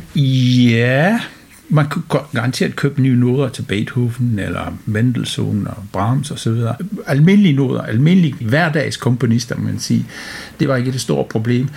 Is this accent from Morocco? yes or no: no; United Kingdom; moved away as an adult; now in Randers, Denmark; Jeg kommer fra Storbritannien, øh, hvor jeg har studeret musik på universitet og direktion på konservatoriet